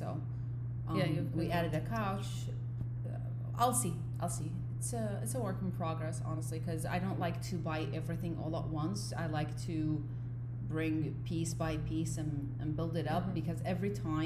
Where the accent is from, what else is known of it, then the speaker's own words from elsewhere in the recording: Iraq; now in United States; I say I'm from Iraq